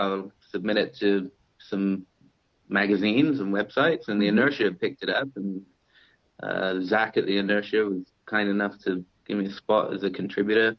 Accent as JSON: {"language": "English", "region": "South West England", "country": "United Kingdom", "tie": "born or raised there", "moved": "as an adult", "lives_now": "Huntington Beach, United States", "said": "I'm originally from England. I grew up in the southwest of England, in Dorset and Devon and Cornwall, and I moved to California about 10 or 11 years ago."}